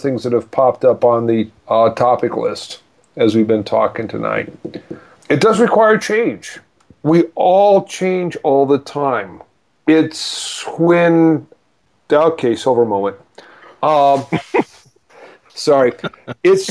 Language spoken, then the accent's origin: English; South Dakota, United States; now in Maggie Valley, United States; I'm from South Dakota, and we're Midwest.